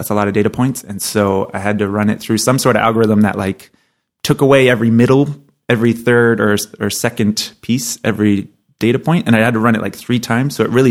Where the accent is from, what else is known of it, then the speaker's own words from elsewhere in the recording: New Hampshire, United States; I'm from New Hampshire.